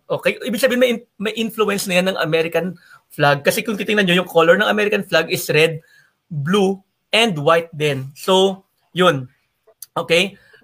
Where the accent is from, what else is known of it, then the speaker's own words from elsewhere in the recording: Philippines; taga Lagasan ako